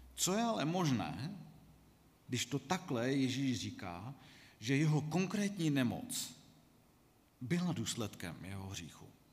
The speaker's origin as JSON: {"language": "Czech", "country": "Czechia", "said": "jsme jako Češi"}